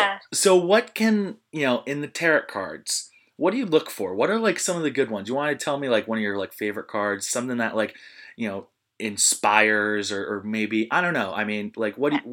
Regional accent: New Jersey, United States; No, just high school. I'm from Southern Monmouth County, so a little farther south.

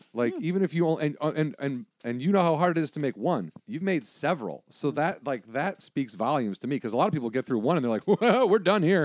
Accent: Illinois, United States; moved away; also born or lived in northern Wisconsin; A small town in Illinois. I spent a lot of time in northern Wisconsin.

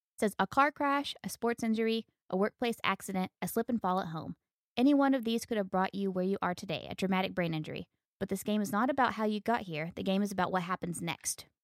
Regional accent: United States; being an American

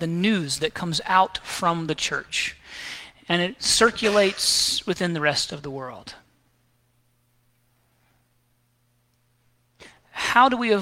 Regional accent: the South, United States; I grew up here in the South

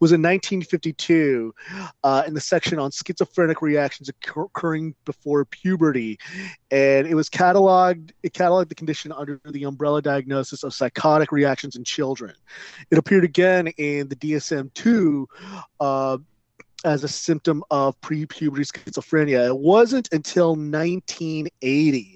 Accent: Southern California, United States; I grew up in Southern California

